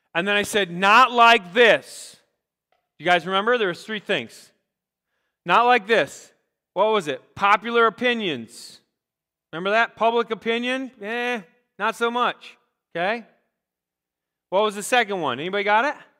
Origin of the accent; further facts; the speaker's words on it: Rochester, Minnesota, United States; also born or lived in Iowa; I'm like, Rochester, Minnesota